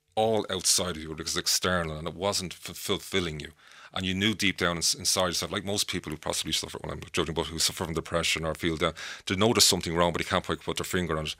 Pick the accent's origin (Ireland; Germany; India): Ireland; Dublin, Leinster; when I was a child growing up in Artane, Dublin